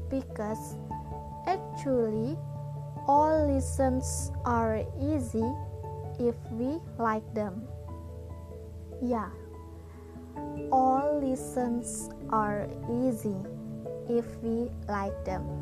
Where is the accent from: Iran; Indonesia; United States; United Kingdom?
Indonesia; Kandangan, South Kalimantan; born there; I was born in Kandangan, 16th of January 2001